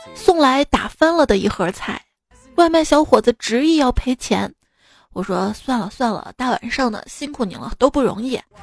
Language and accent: Chinese; Xi'an, Shaanxi, China; also born or lived in Chengdu; 我们西安这边